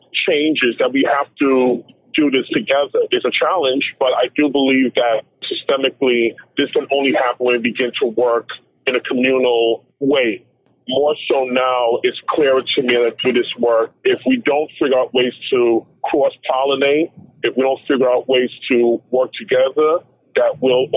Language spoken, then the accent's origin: English; New York City, New York, United States; growing up in Crown Heights, Brooklyn